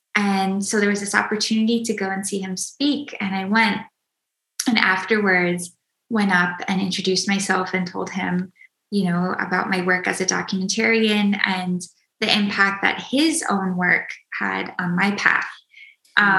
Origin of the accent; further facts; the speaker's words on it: Minnesota, United States; I grew up in Minnesota